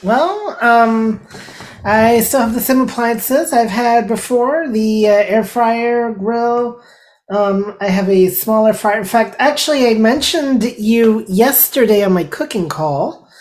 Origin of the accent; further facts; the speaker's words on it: Montreal, Quebec, Canada; now in St. Pete Beach, United States; I am wow. originally from Montreal, Canada